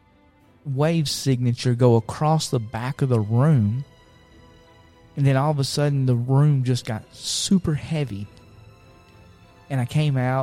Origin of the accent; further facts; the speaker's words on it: United States; I grew up on Frog Gap Mountain